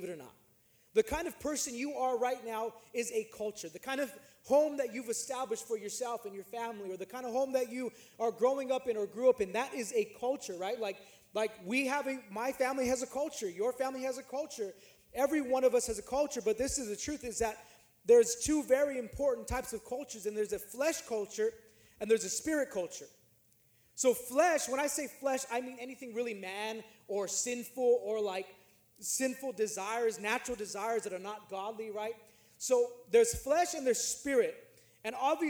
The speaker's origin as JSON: {"language": "English", "region": "California", "country": "United States", "said": "I'm from California, and my neighborhood that I was living in was not a nice neighborhood."}